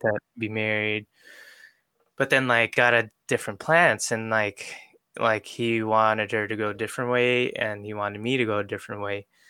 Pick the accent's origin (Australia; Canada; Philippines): Philippines; also born or lived in New York; now in Seattle, United States; I was born in New York, mm-hmm. but I grew up in the Philippines.